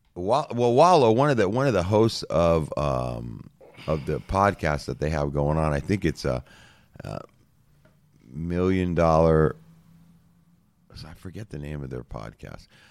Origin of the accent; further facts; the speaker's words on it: United States; Born and raised in America